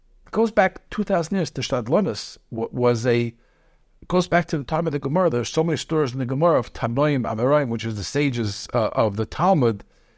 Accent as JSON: {"language": "English", "town": "Brooklyn", "region": "New York", "country": "United States", "tie": "born there", "said": "Okay, so I was born in Brooklyn."}